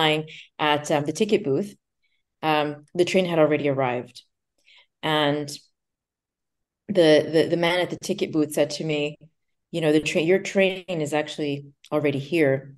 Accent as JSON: {"language": "English", "region": "New York", "country": "United States", "tie": "born or raised there", "also_born_or_lived": "Lugano, Switzerland", "moved": "as an adult", "said": "I'm from New York, born and raised"}